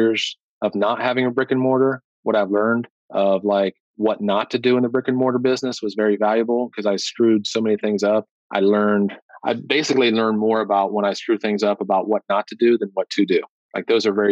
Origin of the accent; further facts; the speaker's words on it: Granville, United States; this piece of real estate came open in my hometown. It's 5 minutes away from my house and my farm.